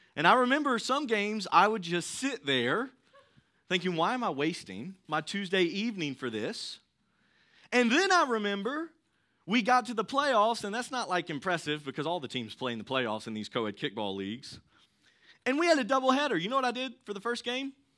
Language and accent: English; Thomasville, North Carolina, United States; I grew up in the Thomasville area. I went to Ledford.